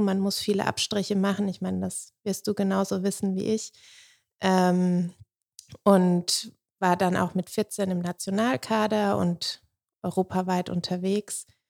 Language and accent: German; Sulzbach am Main, Bavaria, Germany; moved away as an adult; also born or lived in Stuttgart; da, wo ich herkomme aus Soden, das war damals eine Hochburg.